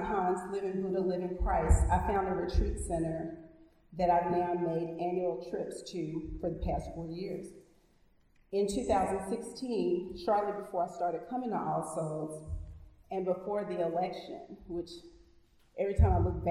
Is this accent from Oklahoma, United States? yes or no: no; Shreveport, Louisiana, United States; moved away; Growing up in Shreveport, the youngest daughter of the eldest daughter, whose father and one brother were Baptist preachers, I spent a lot of my early years in church